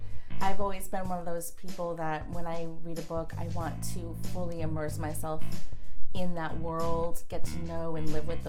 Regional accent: Colorado, United States; also born or lived in Orlando, United States / Connecticut, United States; When I was quite a bit younger, and then third grade, moved to Colorado, spent the majority of my childhood in Colorado.

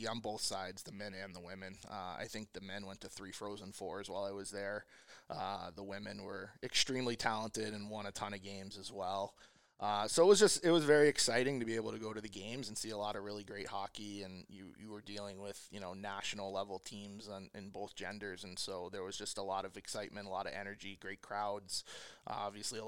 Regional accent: Washington, District of Columbia, United States; moved away; I grew up in the Washington, D.C. area

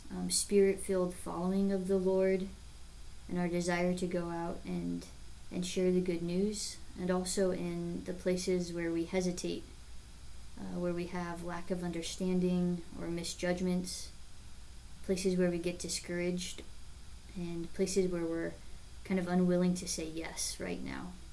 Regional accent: David City, Nebraska, United States; I grew up in David City, Nebraska

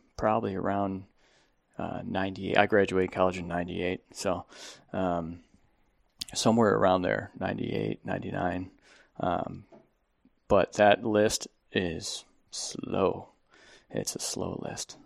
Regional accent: Buffalo, New York, United States; moved away as an adult; now in Phoenix, United States; I'm from Buffalo, New York.

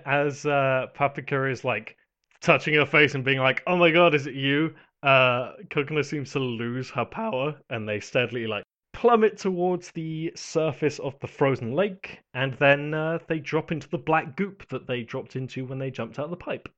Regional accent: United Kingdom; I'm British

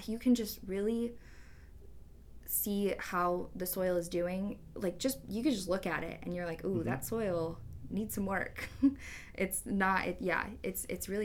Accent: Turlock, California, United States; moved away as an adult; now in San Luis Obispo, United States; I'm originally from Turlock, which is in the Central Valley of California

